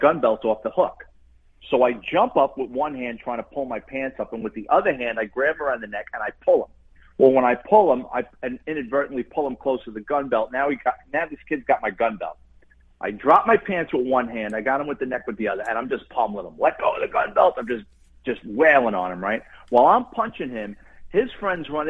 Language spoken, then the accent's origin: English; New York City, New York, United States; moved away; growing up in the Bronx and being a cop